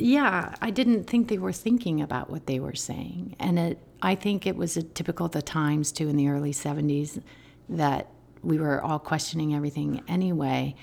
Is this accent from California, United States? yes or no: no; Albuquerque, New Mexico, United States; I grew up in Albuquerque, New